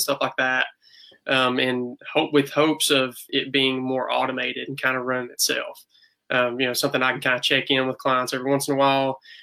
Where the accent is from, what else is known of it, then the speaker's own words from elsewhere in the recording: East Tennessee, United States; accent: hick; I'm a new grad PT from East Tennessee State University. If you couldn't tell by my hick accent